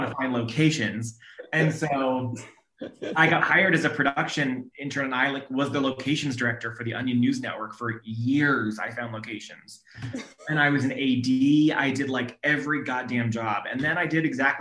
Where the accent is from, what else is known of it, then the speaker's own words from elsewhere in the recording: Sacramento, California, United States; also born or lived in Orange County; I grew up in Sacramento